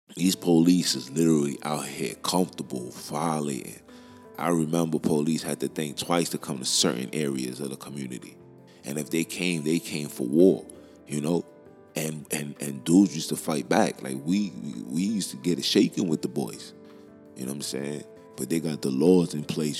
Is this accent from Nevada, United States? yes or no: no; New York, United States; I'm from Brooklyn